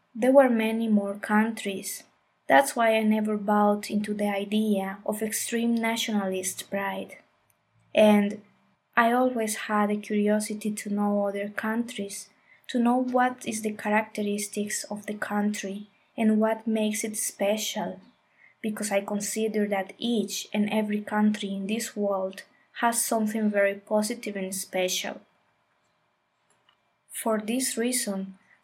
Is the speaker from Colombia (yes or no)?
yes; Colombia; I grew up in Colombia in a family with a mind a little close to new ideas or paradigms